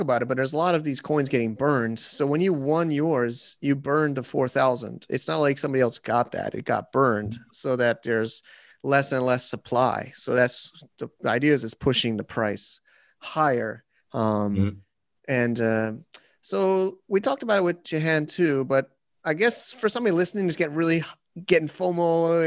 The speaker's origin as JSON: {"language": "English", "region": "Connecticut", "country": "United States", "tie": "born or raised there", "said": "I grew up in Connecticut"}